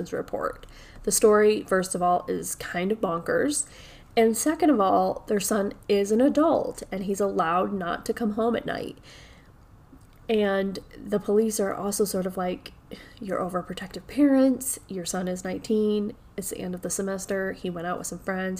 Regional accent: New York, United States; I'm from New York

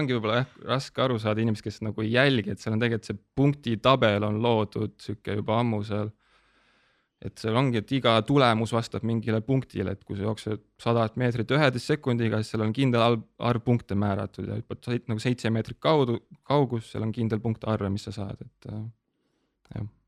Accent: Tabivere, Tartu County, Estonia; ma olen nagu pärit Tabiverest, see on sihuke väike alevik Tartu

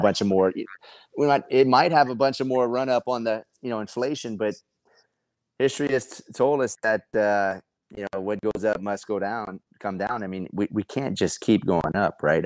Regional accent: Lafayette, Louisiana, United States; where I'm from Lafayette

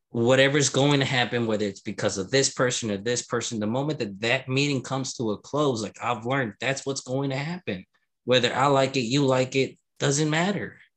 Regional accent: Louisiana, United States; now in Florida, United States; heard that I was from Louisiana, and their words exactly was, I don't want him to bring Louisiana in Florida, right?

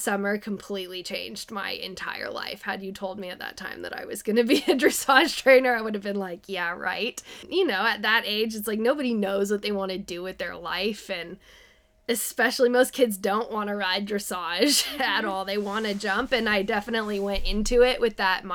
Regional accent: San Diego, California, United States; now in Petaluma, United States; I'm from Southern California. I grew up in San Diego.

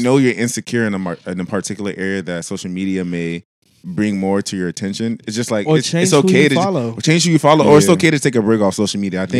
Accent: United States; I'm American.

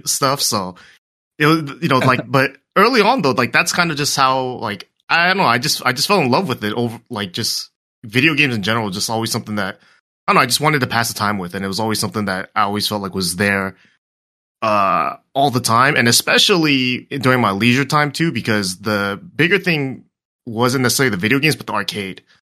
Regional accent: Torrance, California, United States; SoCal the whole way. Torrance, uh, I've been living here for a while

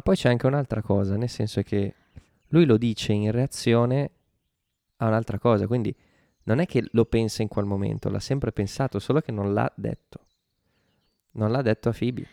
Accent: Italy

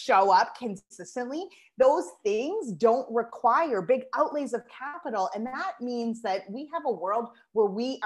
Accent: Moncton, New Brunswick, Canada; also born or lived in Toronto; I would move back to my hometown of Moncton, New Brunswick

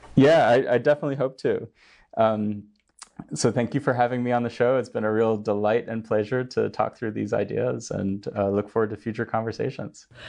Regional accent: United States; now in China; as an American

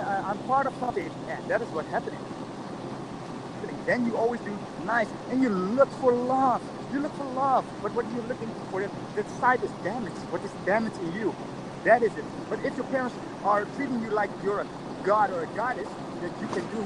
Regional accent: Indonesia; now in Netherlands; I'm originally from Indonesia

